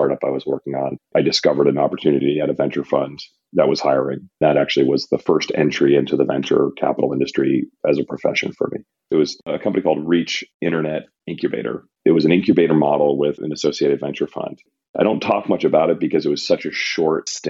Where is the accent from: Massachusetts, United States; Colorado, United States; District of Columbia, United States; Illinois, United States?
Massachusetts, United States; Randolph; also born or lived in Boston; I was born in Boston, grew up in a town called Randolph, about 15 minutes south of Boston